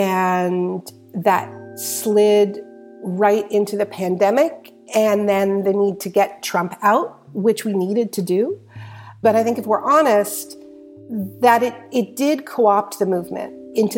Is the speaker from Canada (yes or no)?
yes; Canada; being a Canadian